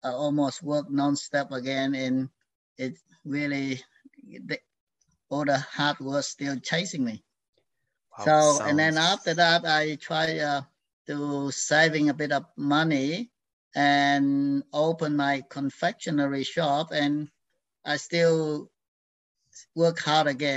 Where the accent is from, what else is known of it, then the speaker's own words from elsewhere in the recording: Vietnam; now in Australia; I was born in Vietnam, in the where in the period of that end of the Civil War. And I grew up in that environment